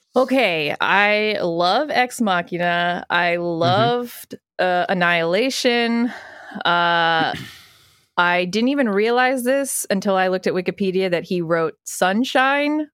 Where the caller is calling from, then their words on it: Los Angeles, California, United States; I'm calling from LA, baby.